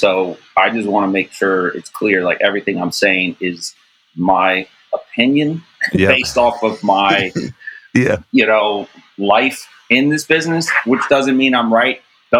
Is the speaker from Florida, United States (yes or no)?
no; Cincinnati, Ohio, United States; oh, I'm in Columbus from Cincinnati. Yeah, it's only a couple hour drive, but it's a whole set of people.